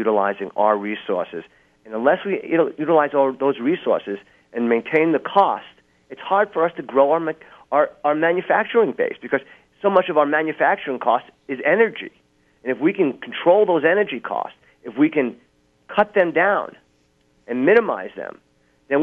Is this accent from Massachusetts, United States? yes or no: yes; Massachusetts, United States; I'm from Massachusetts